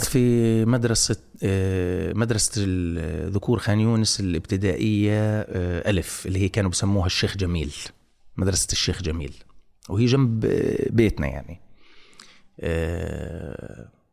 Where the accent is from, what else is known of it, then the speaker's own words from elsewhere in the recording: Gaza, Gaza Strip, Palestine; moved away; انا ابن غزه